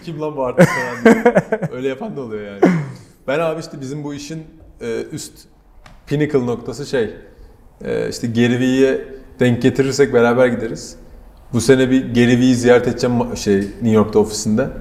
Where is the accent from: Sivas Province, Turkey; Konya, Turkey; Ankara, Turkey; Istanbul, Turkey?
Ankara, Turkey; benim hep burada büyüdüğüm Ankara Çay Yolu'nda